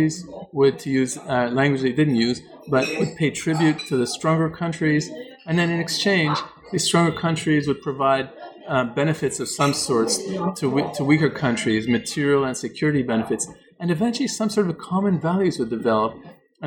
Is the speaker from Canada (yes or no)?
yes; Canada; I'm from Canada